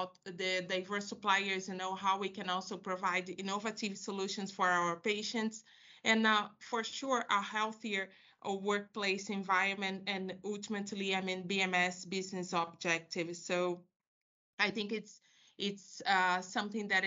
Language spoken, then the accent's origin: English; Rio de Janeiro, Brazil; I'm from Rio de Janeiro, and I was raised by a very strong woman